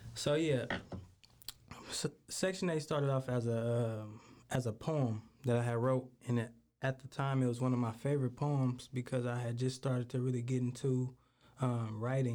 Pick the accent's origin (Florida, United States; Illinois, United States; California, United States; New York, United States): California, United States; Richmond; I'm from Richmond, California